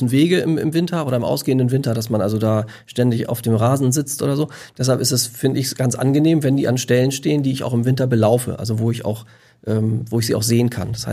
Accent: Lower Saxony, Germany; ich komme aus der Lüneburger Heide, da ist ein relativ durchlässiger Boden

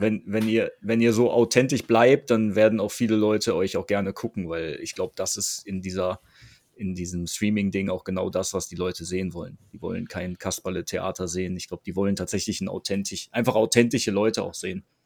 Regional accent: Krefeld, North Rhine-Westphalia, Germany; uns Krefeldern

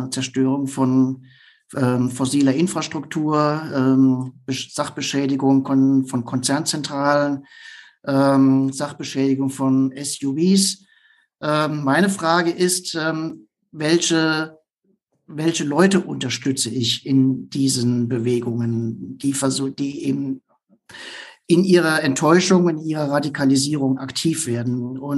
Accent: Nuremberg, Bavaria, Germany; würde ich mich als Nürnberger freuen, wenn der Club etwas besser dastehen würde als die Grünen Fürther

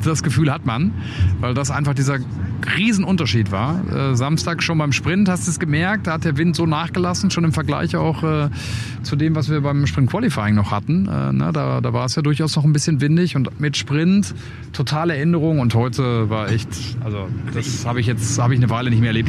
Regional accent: Dortmund, North Rhine-Westphalia, Germany; ich komme ja aus Dortmund

